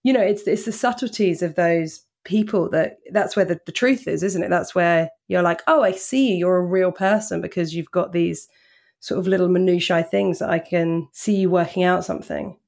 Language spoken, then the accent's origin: English; Portsmouth, South East England, United Kingdom; moved away as an adult; now in London, United Kingdom; I'm British. I'm from, um, a place called Portsmouth